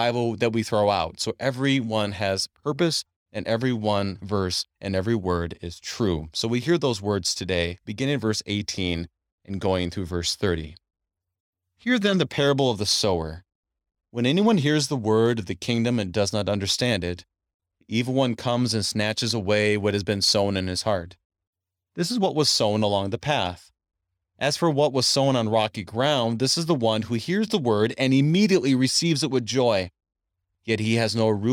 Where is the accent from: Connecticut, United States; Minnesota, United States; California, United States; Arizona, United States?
Minnesota, United States; moved away; I grew up in Minnesota